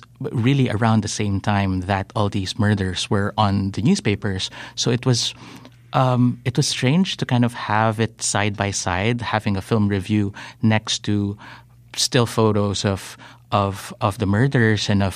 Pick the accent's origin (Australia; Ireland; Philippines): Philippines; me as a Filipino